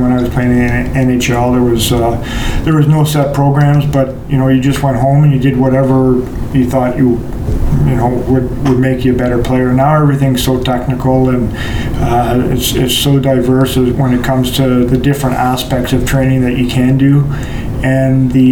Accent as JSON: {"language": "English", "town": "North Bay", "region": "Ontario", "country": "Canada", "tie": "born or raised there", "also_born_or_lived": "Boston", "said": "I grew up in North Bay"}